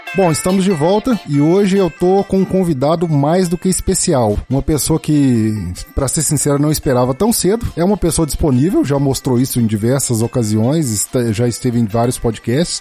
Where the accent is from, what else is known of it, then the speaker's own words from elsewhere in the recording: Minas Gerais, Brazil; eu sou mineiro, inclusive.